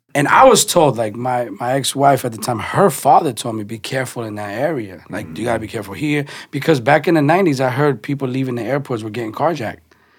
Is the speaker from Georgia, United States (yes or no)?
no; New York City, New York, United States; I'm from the Bronx